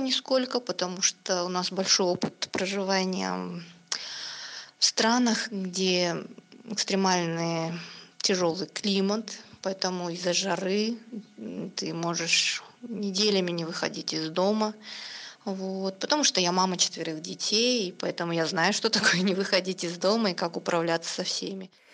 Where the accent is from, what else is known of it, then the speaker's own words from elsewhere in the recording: Kazakhstan; moved away as an adult; now in Islamabad, Pakistan; я из Казахстана, но мы почти два года живем а, в Пакистане с семьей